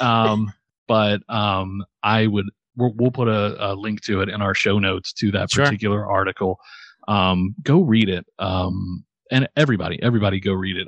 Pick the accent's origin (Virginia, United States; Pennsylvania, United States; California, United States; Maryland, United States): Maryland, United States; just outside of Baltimore; I am from just outside of Baltimore